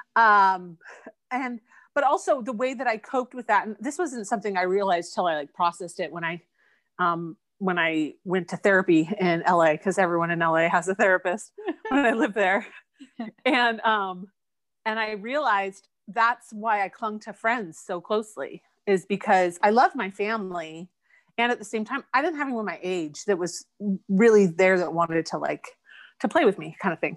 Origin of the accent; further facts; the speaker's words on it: Eugene, Oregon, United States; I grew up in Eugene, Oregon, and I lived in the same house my whole life.